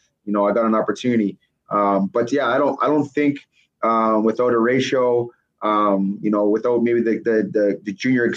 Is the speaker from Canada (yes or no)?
yes; Canada; being a Canadian running back from a junior program